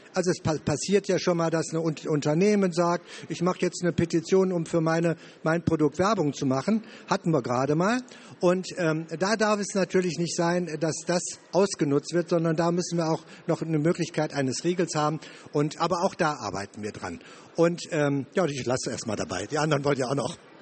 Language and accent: German; Wuppertal, North Rhine-Westphalia, Germany; Ich komme aus NRW, aus Wuppertal